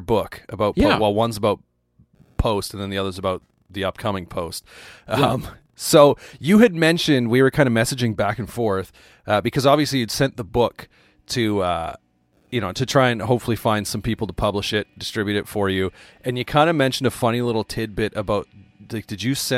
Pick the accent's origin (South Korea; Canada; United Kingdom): Canada; Calgary, Alberta; growing up in the Calgary scene in Alberta, Canada